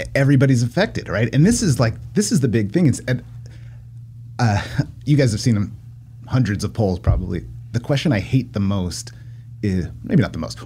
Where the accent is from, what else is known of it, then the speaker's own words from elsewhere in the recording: Poway, California, United States; also born or lived in Encinitas, California; I lived there as a little kid, and then we moved, and then I moved back